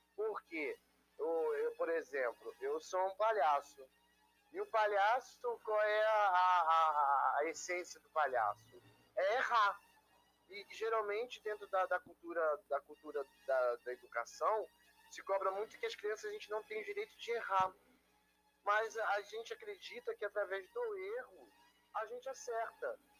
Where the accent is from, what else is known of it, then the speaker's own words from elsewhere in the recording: Rio de Janeiro, Brazil; eu sou do Rio de Janeiro, da cidade